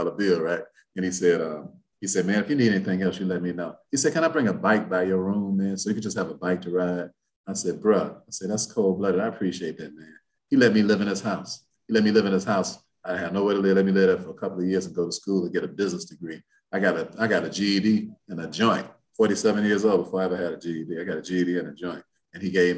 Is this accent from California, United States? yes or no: no; Chicago, Illinois, United States; moved away; also born or lived in Indianapolis, Indiana; I'm from Chicago